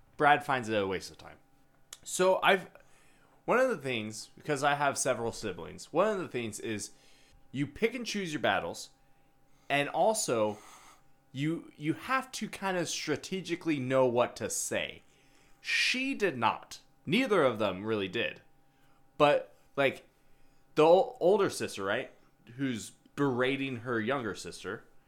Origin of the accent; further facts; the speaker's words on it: Australia; since I'm Australian